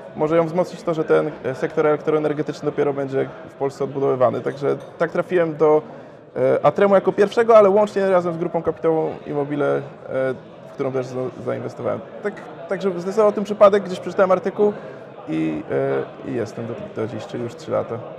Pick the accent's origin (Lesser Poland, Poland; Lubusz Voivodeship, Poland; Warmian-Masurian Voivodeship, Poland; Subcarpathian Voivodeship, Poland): Lubusz Voivodeship, Poland; Gorzów Wielkopolski; now in Wrocław, Poland; pochodzę z Gorzowa, ale swoją firmę otworzyłem we Wrocławiu